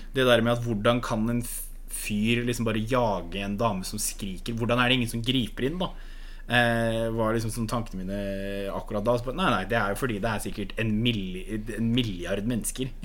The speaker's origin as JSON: {"language": "Norwegian", "country": "Norway", "said": "jeg er fra Distrikts-Norge"}